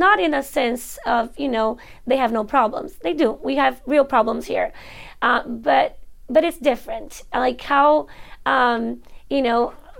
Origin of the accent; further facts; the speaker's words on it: Brazil; now in Georgia, United States; I grew up very simple in Brazil. Life was very simple, very humble.